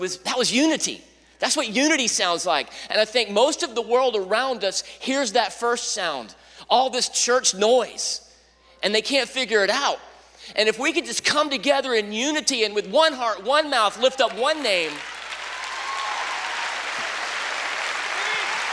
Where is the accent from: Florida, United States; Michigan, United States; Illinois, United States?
Florida, United States; Jacksonville; I grew up here in Jacksonville